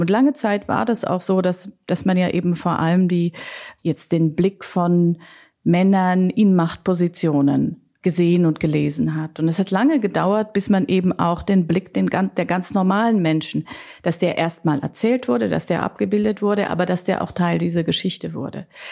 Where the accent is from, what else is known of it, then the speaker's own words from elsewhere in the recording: Austria; ich bin ja Österreicherin